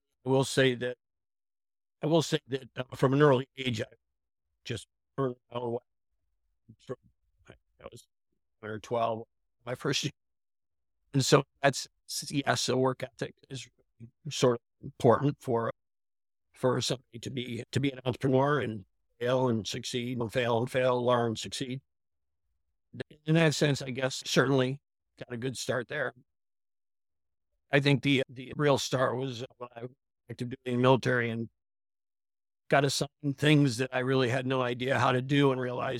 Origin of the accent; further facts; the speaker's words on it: Clayton, New York, United States; now in Yardley, United States; I grew up in a small town called Clayton, New York